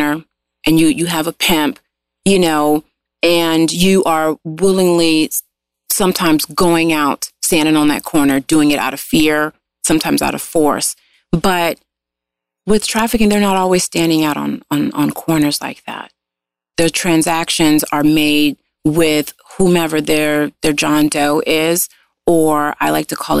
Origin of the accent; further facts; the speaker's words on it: Los Angeles, California, United States; I am a LA native